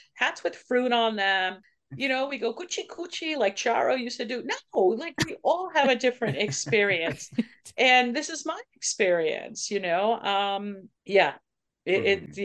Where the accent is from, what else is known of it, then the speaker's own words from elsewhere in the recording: Levittown, New York, United States; I grew up in Levittown